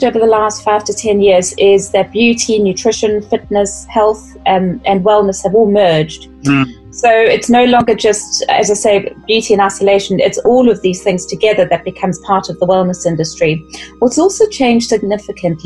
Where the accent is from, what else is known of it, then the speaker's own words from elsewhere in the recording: South Africa; accent: South African; moved away as an adult; also born or lived in United Kingdom / Middle East; I'm South African. So I started out working in the beauty industry in South Africa and then moved across to the UK